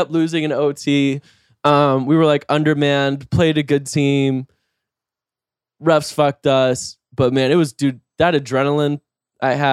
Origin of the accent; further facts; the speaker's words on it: North Carolina, United States; I know a lot about basketball. Like I'm from North